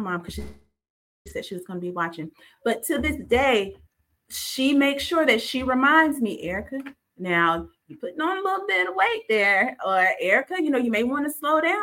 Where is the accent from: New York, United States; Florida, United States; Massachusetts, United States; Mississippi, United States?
Mississippi, United States; I grew up in Mississippi